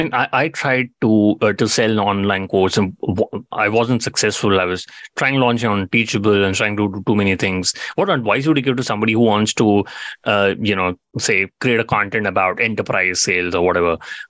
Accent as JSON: {"language": "English", "country": "India", "said": "you know, I'm Indian. I'd love to see a lot of manufacturing companies, you know, doing better over there."}